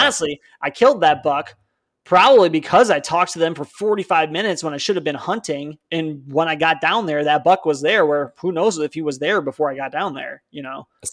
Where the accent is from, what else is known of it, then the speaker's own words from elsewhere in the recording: Palatine, Illinois, United States; moved away; I'm from Palatine